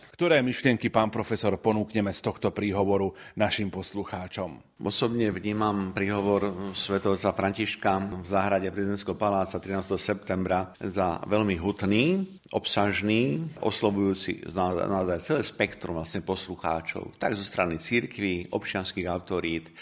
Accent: Slovakia; u nás na Slovensku

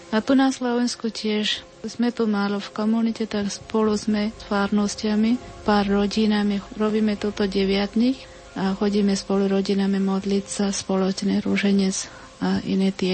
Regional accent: India; Slovak is a second language; now in Nitra, Slovakia; tu dve sme z Indie

